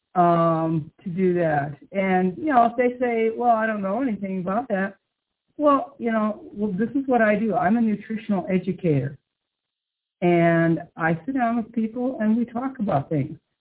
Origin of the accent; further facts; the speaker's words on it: Midwest, United States; I grew up in the Midwest on a farm